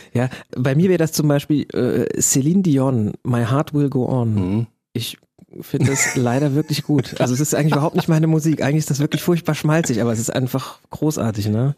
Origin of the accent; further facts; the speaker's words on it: Germany; als Deutscher